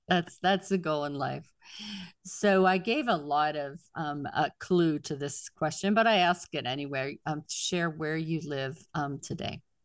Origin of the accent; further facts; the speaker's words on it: Pittsburgh, Pennsylvania, United States; moved away; I'm from Pittsburgh originally